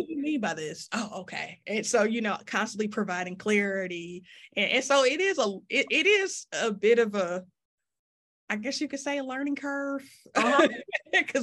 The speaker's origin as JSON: {"language": "English", "town": "Detroit", "region": "Michigan", "country": "United States", "tie": "born or raised there", "said": "growing up in Detroit"}